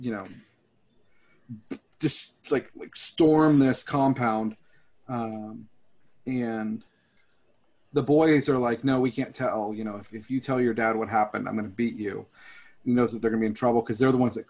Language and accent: English; Texas, United States; I'm from Texas